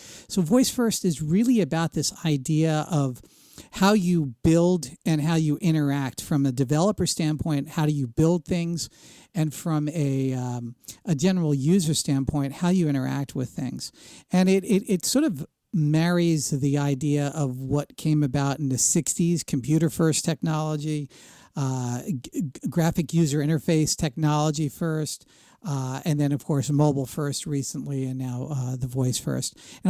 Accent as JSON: {"language": "English", "town": "Princeton", "region": "New Jersey", "country": "United States", "tie": "born or raised there", "said": "But I grew up in the Princeton area of New Jersey during the heyday of the Bell Laboratories and the pre-divestiture AT&T."}